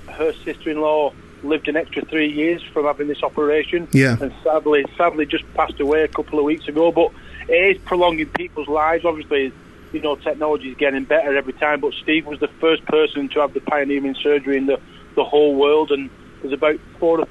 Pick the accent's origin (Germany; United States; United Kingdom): United Kingdom; Leigh, North West England; I come from Lee